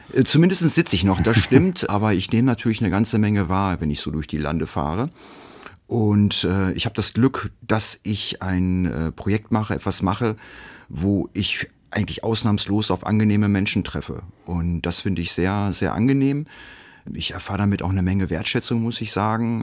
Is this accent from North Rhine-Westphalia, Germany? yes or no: yes; Hamm, North Rhine-Westphalia, Germany; moved away as an adult; now in Dortmund, Germany; Meine Geburtsstadt Hamm